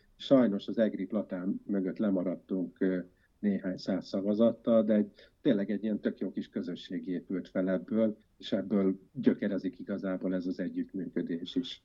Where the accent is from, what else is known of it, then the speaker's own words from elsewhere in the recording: Győr, Győr-Moson-Sopron, Hungary; also born or lived in Budapest; 1972-ben születtem, a rendszerváltozás idején én a középiskolás éveimet tapostam Győrben